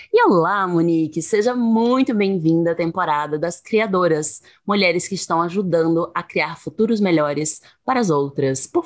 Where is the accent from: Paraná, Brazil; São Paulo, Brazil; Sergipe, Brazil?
Sergipe, Brazil